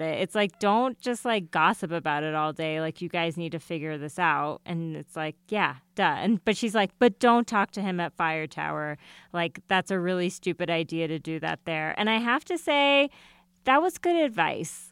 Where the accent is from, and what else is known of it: United States